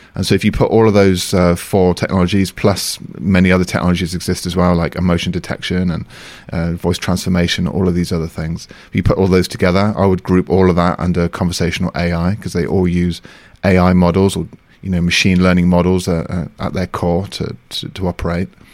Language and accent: English; United Kingdom; moved away as an adult; also born or lived in Beijing, China; now in France; I'm from the U K